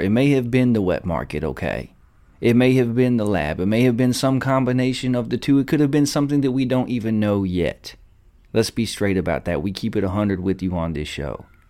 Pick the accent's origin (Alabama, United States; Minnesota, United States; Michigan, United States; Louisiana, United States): Alabama, United States; accent: Southern twang; I know I'm from Alabama. I talk with a little bit of a Southern twang